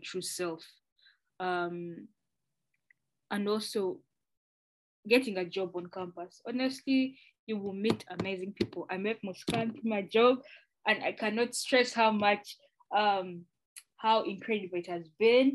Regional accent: Uganda; moved away as an adult; now in Canada; I'm from Uganda

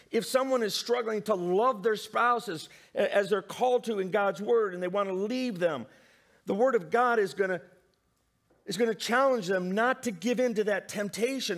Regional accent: Indiana, United States; I love growing up in the Midwest in Indiana

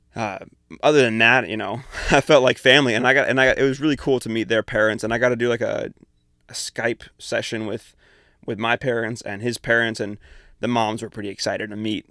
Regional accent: Tri-Cities, Washington, United States; moved away as an adult; I'm from Eastern Washington, from the Tri-Cities.

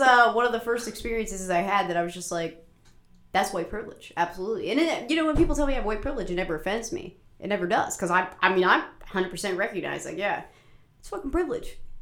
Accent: Marshall County, West Virginia, United States; growing up in Marshall County

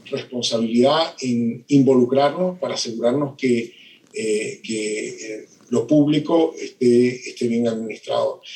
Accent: Venezuela; soy de Venezuela, mi país se destruyó

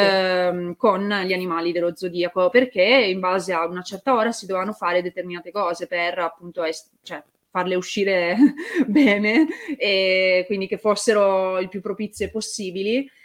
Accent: Turin, Piedmont, Italy; io sono di Torino

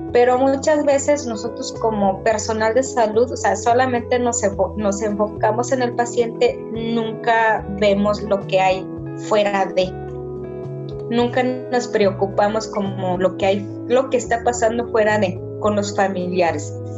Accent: Sierra Tarahumara, Chihuahua, Mexico; moved away; yo como persona que vengo de la Sierra

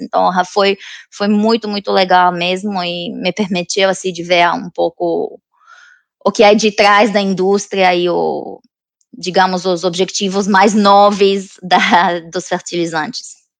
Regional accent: Romania; Portuguese is a second language; moved away as an adult; now in London, United Kingdom; Eu não sou da, da Inglaterra, né? Eu sou da Romênia, que é país do leste europeu

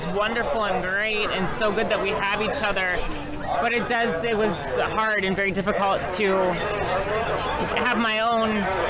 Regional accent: Twinsburg, Ohio, United States; born or raised there

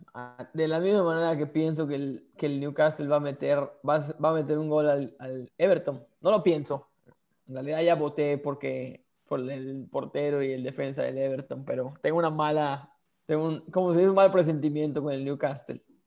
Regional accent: Yucatán, Mexico; somos yucatecos

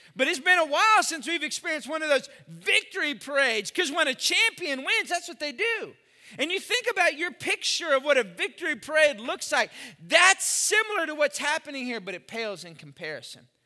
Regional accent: Austin, Texas, United States; I grew up in Austin.

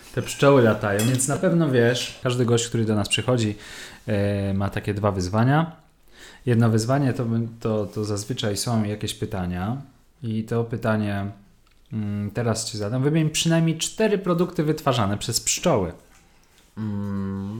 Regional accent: Łódź, Łódź Voivodeship, Poland; u nas w Łodzi

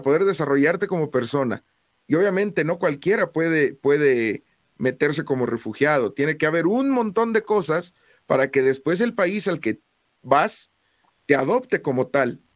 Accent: Mexico; somos mexicanos

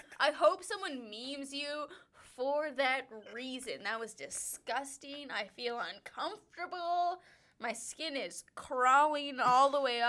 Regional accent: Wisconsin, United States; now in Denver, United States; where we come from, which happens to be the Wisconsin? Wonderful white state of Wisconsin.

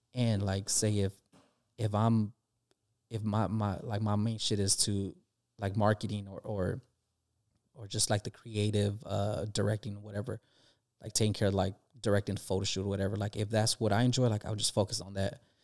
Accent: California, United States; we're from California

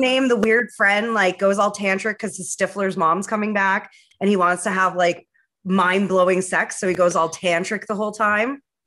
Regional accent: Vancouver, British Columbia, Canada; now in Ottawa, Canada; back home in Vancouver

